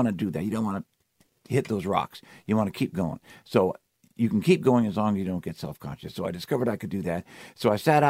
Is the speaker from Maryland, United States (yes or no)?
no; Cupertino, California, United States; also born or lived in Palo Alto, California; now in Seattle, United States; I grew up in Cupertino. I was born in Palo Alto, but I left when I was like a year and a half old, something like that. Grew up in Cupertino.